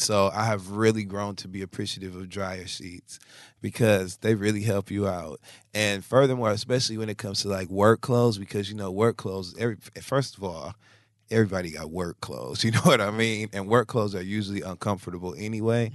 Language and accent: English; Michigan, United States; now in New York, United States; Now, I live in New York, so I have to use a laundromat, you know, and I grew up in Michigan, so that's different for me.